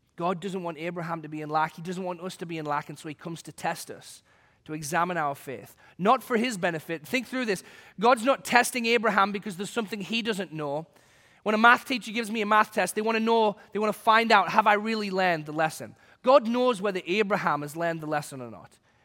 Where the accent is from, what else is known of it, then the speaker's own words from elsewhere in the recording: England, United Kingdom; moved away; when I was a kid growing up in England